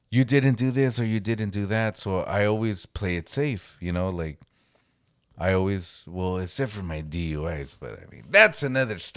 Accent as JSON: {"language": "English", "country": "Jamaica", "said": "I'm from Jamaica."}